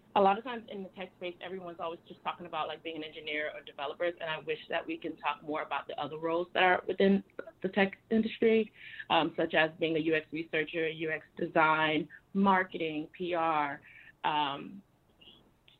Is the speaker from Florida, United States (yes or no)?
yes; Miami, Florida, United States; moved away; also born or lived in Harlem, New York; I'm originally from Miami.